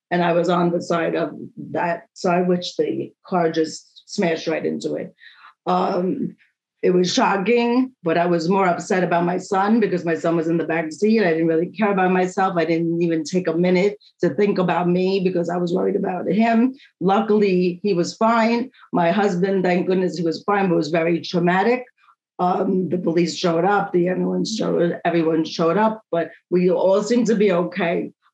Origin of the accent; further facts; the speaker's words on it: New York, United States; And I am a talker. I am from New York.